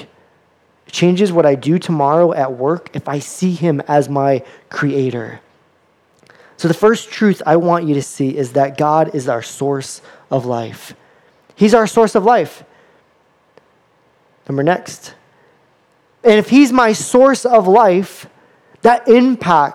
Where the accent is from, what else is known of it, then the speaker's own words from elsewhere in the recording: Florida, United States; I grew up in Florida and I lived about 10 minutes from the beach